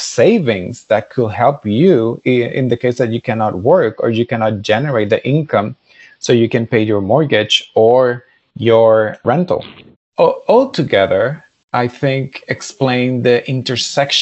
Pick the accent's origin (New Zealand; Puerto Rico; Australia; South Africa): Puerto Rico; moved away as an adult; I am Puerto Rican, and I lived there all my life until I was 18.